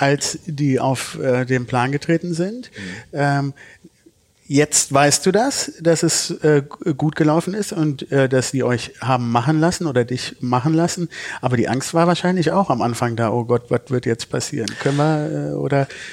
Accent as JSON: {"language": "German", "town": "Düsseldorf", "region": "North Rhine-Westphalia", "country": "Germany", "tie": "born or raised there", "said": "ich bin in Düsseldorf geboren"}